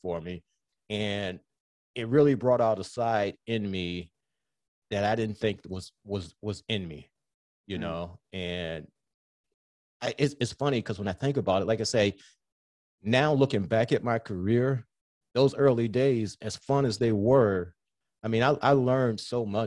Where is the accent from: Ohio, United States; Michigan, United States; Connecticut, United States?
Michigan, United States; Southfield; growing up in Southfield